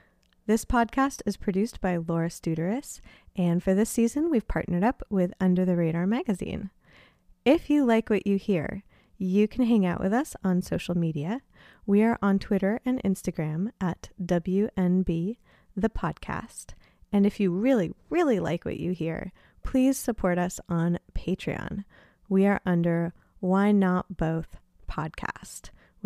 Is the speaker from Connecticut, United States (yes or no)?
no; Los Angeles, California, United States